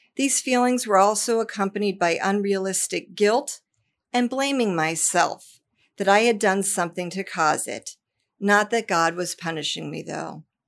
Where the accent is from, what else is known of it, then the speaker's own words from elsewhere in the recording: Columbus, Ohio, United States; My three older brothers and I were raised in Columbus, Ohio